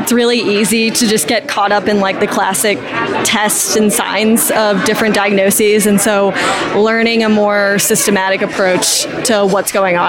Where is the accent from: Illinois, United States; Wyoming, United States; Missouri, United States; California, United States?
Missouri, United States; St. Louis; I'm from St. Louis, Missouri.